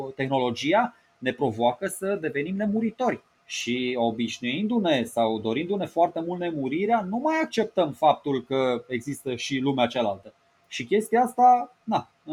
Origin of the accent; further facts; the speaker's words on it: Romania